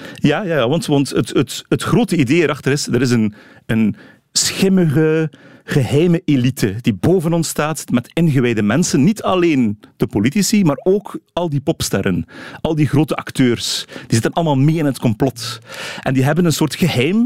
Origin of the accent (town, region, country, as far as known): Flanders, Belgium